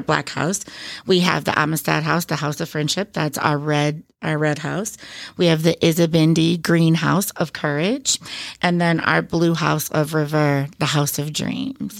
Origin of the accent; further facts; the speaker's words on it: Beloit, Wisconsin, United States; also born or lived in Oshkosh, Wisconsin; I come from kind of a couple large families in the Beloit and South Beloit area